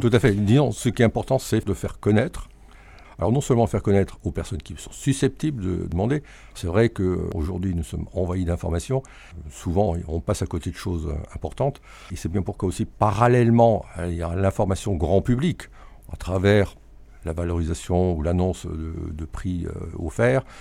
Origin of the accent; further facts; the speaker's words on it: Alsace, Grand Est, France; En tant qu'Alsacien